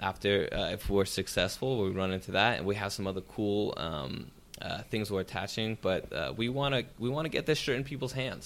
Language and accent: English; San Jose, California, United States; now in Los Angeles, United States; my hometown in San Jose